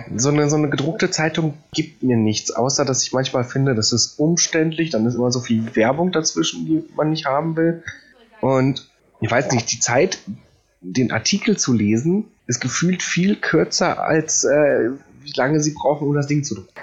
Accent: Poland; now in Germany; ich bin Pole

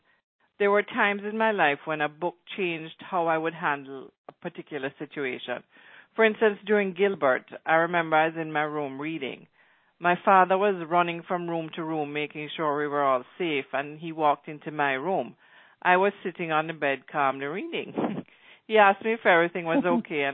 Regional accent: Mandeville, Manchester, Jamaica; moved away; also born or lived in Kingston, Jamaica; I was born in Mandeville, Jamaica in 1967. I went to Bel Air. My playground extended from Mandeville to the beaches and small villages of the South Coast, and then to Kingston, where I attended St.

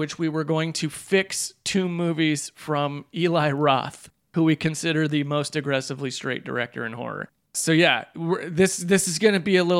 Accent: Iowa, United States; moved away; I'm from Iowa.

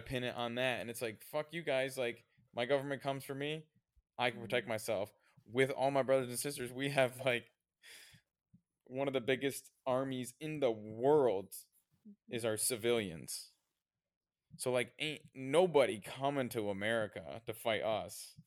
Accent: United States

